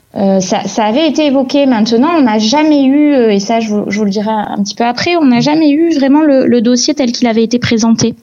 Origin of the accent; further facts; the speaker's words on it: Montpellier, Occitania, France; je suis née à Montpellier. Euh, mes parents sont nés à Montpellier, mes grands-parents aussi